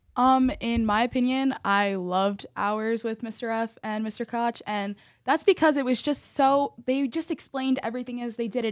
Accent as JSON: {"language": "English", "town": "Parsippany-Troy Hills", "region": "New Jersey", "country": "United States", "said": "I am from Parsippany Troy Hills School District"}